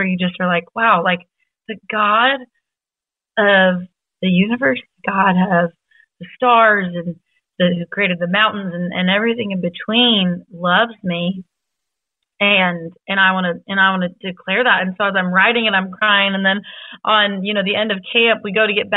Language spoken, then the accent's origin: English; the Northwest, Washington, United States; I'm from the Northwest. And so in Washington State, it was in Seattle